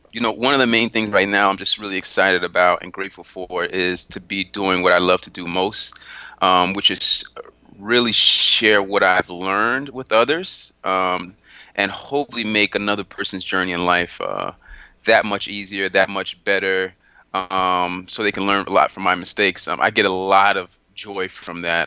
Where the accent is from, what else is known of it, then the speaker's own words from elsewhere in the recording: South Florida, United States; also born or lived in Haiti; I'm originally from Haiti. That's my heritage. I was raised in South Florida